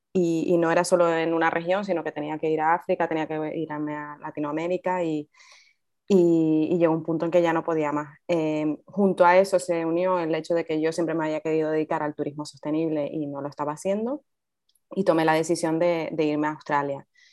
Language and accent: Spanish; Fuerteventura, Canary Islands, Spain; nací en Fuerteventura